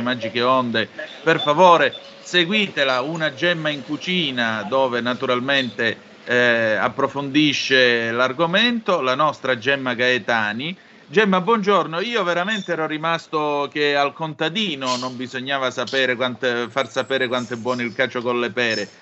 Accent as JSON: {"language": "Italian", "region": "Calabria", "country": "Italy", "moved": "yes", "said": "tante mangiate di pere in campagna, eh, giù in Calabria"}